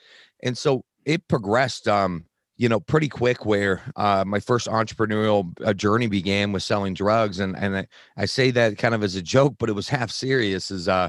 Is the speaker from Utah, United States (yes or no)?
yes; Utah, United States; I grew up in Utah, in the predominant religion here, which is Mormon.